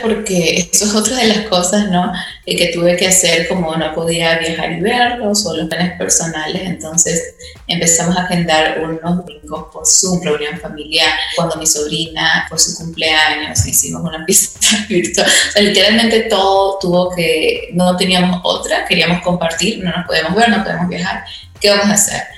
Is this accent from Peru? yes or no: yes; Peru; moved away; yo tuve el privilegio de ir a un colegio británico en, en, Perú